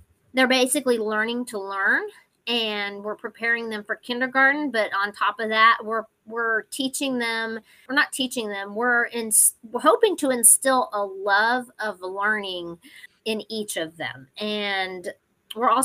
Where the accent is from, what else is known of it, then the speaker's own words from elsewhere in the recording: Temple, Texas, United States; I grew up in Temple. I went to Thornton, Bonham, and Temple High School